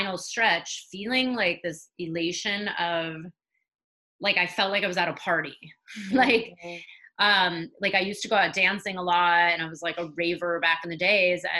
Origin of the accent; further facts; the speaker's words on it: California, United States; I grew up in California, so the weather was always nice.